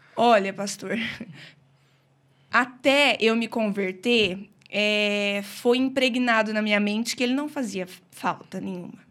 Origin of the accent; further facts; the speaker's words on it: Brodowski, São Paulo, Brazil; sou de Brodowski mesmo, né? Nasci aqui